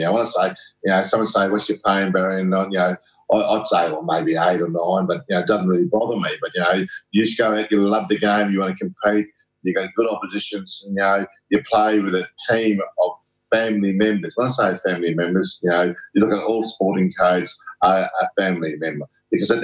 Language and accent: English; south-west Western Australia, Australia; I'm a Noongar mob. I'm from down around the southwest